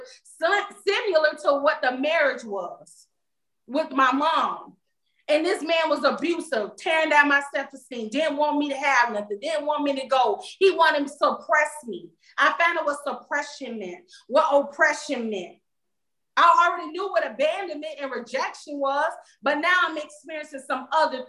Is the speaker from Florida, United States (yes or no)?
yes; Florida, United States; moved away as an adult; I went to college far away, probably three states over from Florida, because I'm from Florida